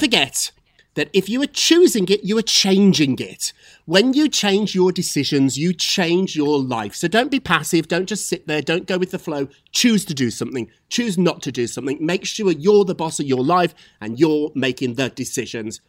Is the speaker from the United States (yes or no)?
no; Scotland, United Kingdom; I'm from Scotland